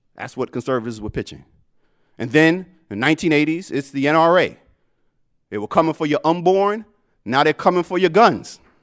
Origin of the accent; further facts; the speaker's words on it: New York City, New York, United States; accent: Brooklyn; moved away; the Brooklyn in me